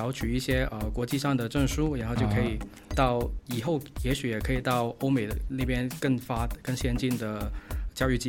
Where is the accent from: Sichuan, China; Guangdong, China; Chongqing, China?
Guangdong, China; Chinese is a second language; 请原谅一下我的普通话可能不是那么标准，因为我也来自咱们大粤区。